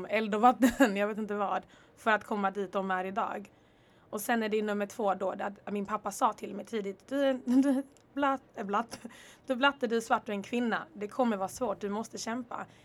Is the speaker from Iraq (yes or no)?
no; Rwanda; also born or lived in Congo / Örebro / Netherlands / Stockholm; now in Lund, Sweden; Jag är född i Kongo. Jag kommer från Rwanda. Bodde i Rwanda ett tag, flyttade till Örebro.